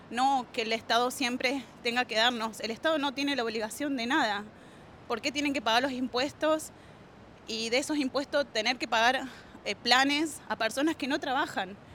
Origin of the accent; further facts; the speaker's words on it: Argentina; moved away as an adult; now in Sydney, Australia; no dejo de ser argentina, obviamente, y pienso en mi país